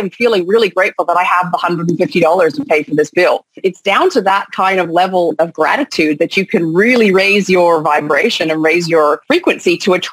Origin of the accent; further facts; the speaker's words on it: Canada; also born or lived in Australia; now in France; I was born in France. I grew up in Canada, but then I spent the last 17 years in Australia before moving back to France uh, with my family, you know, as a, as, a, as a grown adult.